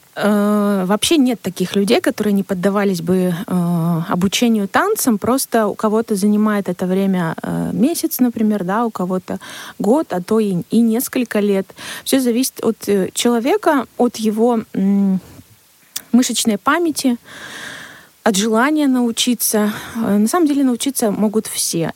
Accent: Siberia, Russia; у нас в Сибири. Мы сибиряки, да, наш менталитет, наш климат, он влияет на наше общение

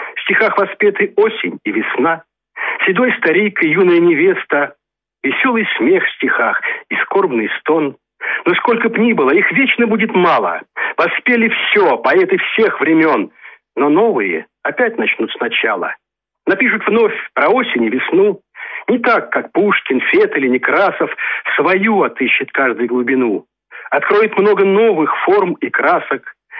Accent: Novomoskovsk, Tula Oblast, Russia; Я, собственно, из Новомосковска, Тульской области

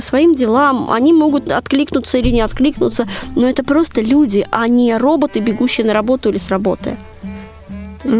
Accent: Moscow, Russia; когда-то в Москве в моем детстве

